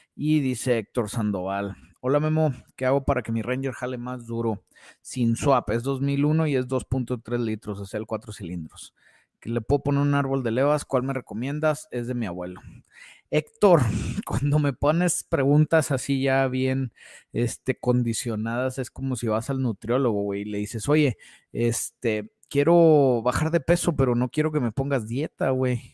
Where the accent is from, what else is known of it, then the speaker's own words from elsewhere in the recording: Saltillo, Coahuila, Mexico; Estamos en Saltillo, Coahuila y de aquí soy